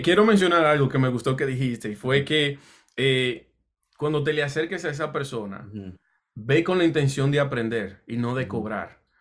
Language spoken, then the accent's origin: Spanish; Dominican Republic; also born or lived in Puerto Rico; now in New Jersey, United States; yo soy de la República Dominicana y llegué un tiempo a vivir en Puerto Rico y de acá vine a New Jersey por una oportunidad de trabajo, ya, ya yo estaba comenzando como a los 20 años.